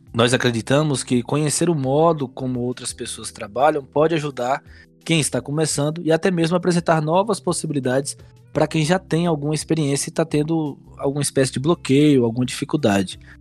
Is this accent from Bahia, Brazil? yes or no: yes; Teixeira de Freitas, Bahia, Brazil; também sou de Teixeira de Freitas, Bahia